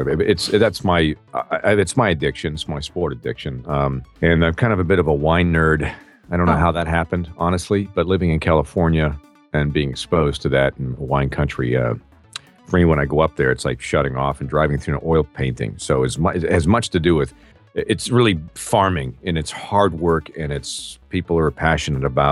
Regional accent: Peterborough, Ontario, Canada; now in United States; in my hometown of Peterborough, Ontario, Canada, many years ago. Well, I'm since an American citizen now, 3 months ago. So it's, you know, where I was born, though. And I grew up in my hometown

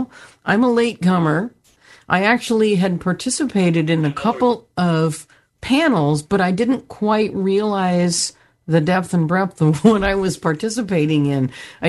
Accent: Santa Cruz, California, United States; I'm from Santa Cruz, California. All of the businesses that I really knew have closed.

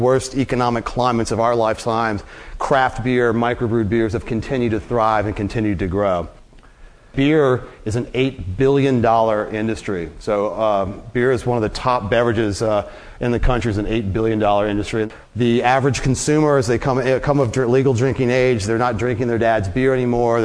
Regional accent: Charlottesville, Virginia, United States; also born or lived in Pacific Northwest / Denver, Colorado; come back to my hometown of Charlottesville in 1999

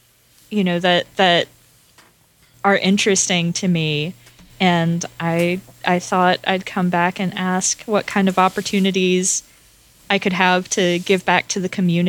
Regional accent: Atlanta, Georgia, United States; I mean, I come from Atlanta. It's kind of landlocked, so I don't know much about fishing

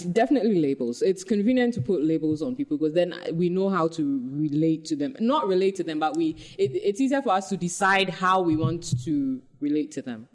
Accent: Ghana; for us young Ghanaians

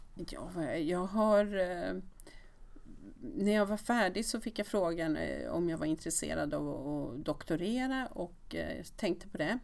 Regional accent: Västerås, Västmanland, Sweden; moved away; jag kom från Västerås

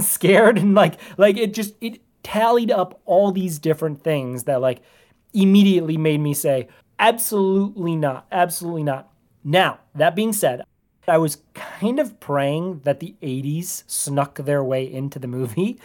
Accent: Minnesota, United States; I was from Minnesota

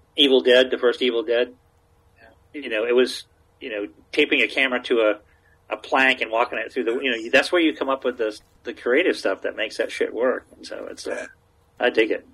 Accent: Maine, United States; moved away; also born or lived in Massachusetts; I grew up in Maine

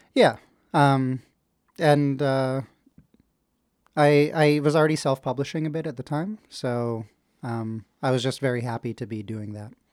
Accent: Ottawa, Ontario, Canada; also born or lived in Kingston; I was born in Kingston, but, uh, I grew up in Ottawa

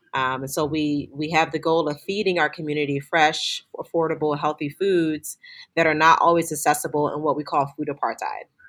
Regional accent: Philadelphia, Pennsylvania, United States; growing up in inner city Philadelphia

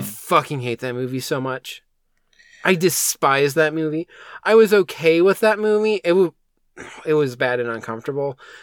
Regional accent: United States; as an American

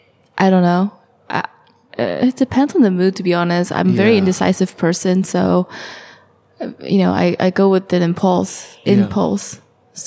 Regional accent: Acton, California, United States; English is a second language; I lived on top of the hill. I'm from a city called, or a little small town called Acton in California. It's near Northridge

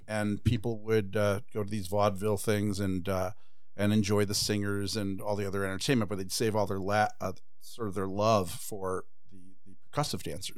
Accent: Chicago, Illinois, United States; also born or lived in Ireland / England; we came on the Queen Mary in, like, the mid-sixties, and, and, um, and I grew up in Rogers Park

